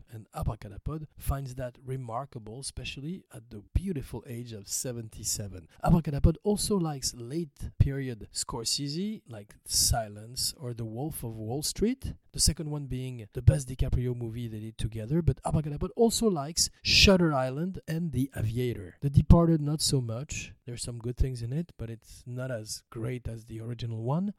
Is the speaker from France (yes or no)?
yes; France; accent: French; pardon my French accent.